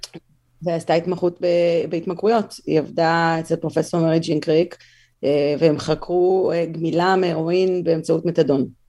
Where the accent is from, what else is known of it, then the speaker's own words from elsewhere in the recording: Tel Aviv, Tel Aviv District, Israel; moved away as an adult; now in United States; נולדתי בתל אביב, גדלתי בתל אביב